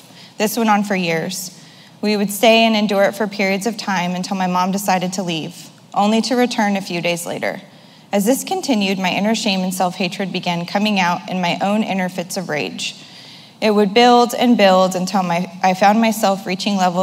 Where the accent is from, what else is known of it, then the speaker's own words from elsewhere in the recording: Modesto, California, United States; I was born on Tuesday, September 20th, 1983 in Modesto, California